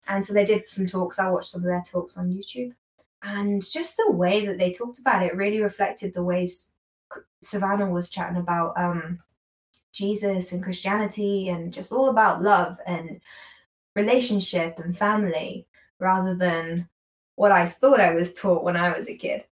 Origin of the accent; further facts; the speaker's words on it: United Kingdom; accent: British; as a British person, as I say in my most British accent